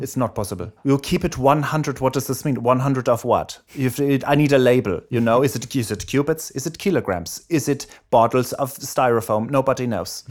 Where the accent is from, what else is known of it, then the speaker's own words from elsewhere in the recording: Erlangen, Bavaria, Germany; accent: German; moved away; I was born in Germany, in Erlangen, Germany